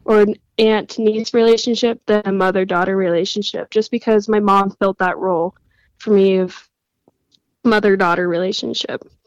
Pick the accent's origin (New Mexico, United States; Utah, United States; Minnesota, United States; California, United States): Utah, United States; I was born and raised in Utah